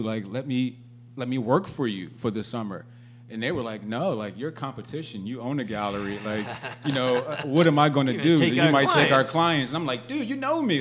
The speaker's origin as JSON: {"language": "English", "town": "Philadelphia", "region": "Pennsylvania", "country": "United States", "tie": "born or raised there", "also_born_or_lived": "London / San Diego / Los Angeles", "moved": "as an adult", "said": "I grew up in Philly, born and raised. West Philadelphia, born and raised"}